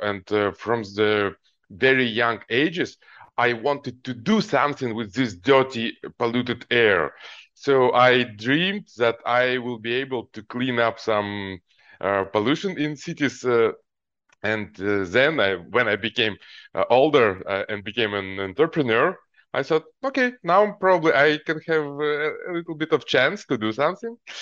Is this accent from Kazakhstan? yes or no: yes; Almaty, Kazakhstan; moved away; also born or lived in Ukraine; I grew up in Kazakhstan, Alma T city